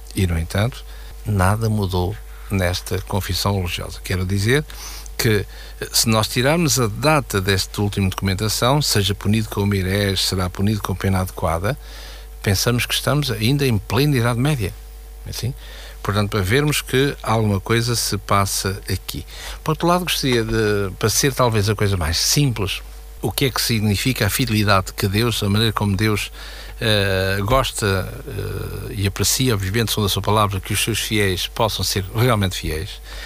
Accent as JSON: {"language": "Portuguese", "country": "Portugal"}